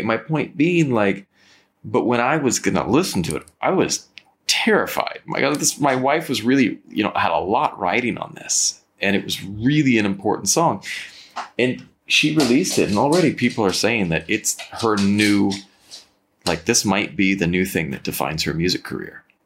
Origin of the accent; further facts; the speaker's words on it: Napa Valley, California, United States; moved away; I'm from the Napa Valley. I, I grew up in the Napa Valley.